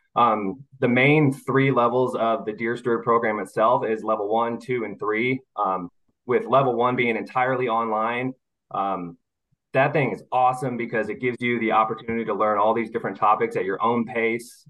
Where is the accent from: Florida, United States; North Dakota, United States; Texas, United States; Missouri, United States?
Missouri, United States; moved away as an adult; now in Mobile, United States; I was born and raised in Missouri, but this job has brought me down to Mobile, Alabama, uh, where I live here with my wife now